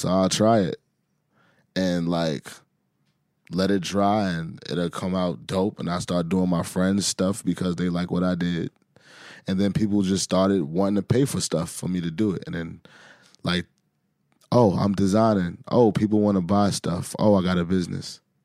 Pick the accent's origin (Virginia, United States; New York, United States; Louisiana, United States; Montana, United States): New York, United States; New York City; growing up in Harlem